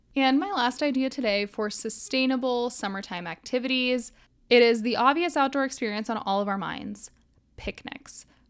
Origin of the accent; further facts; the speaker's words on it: Florida, United States; moved away; I grew up in Florida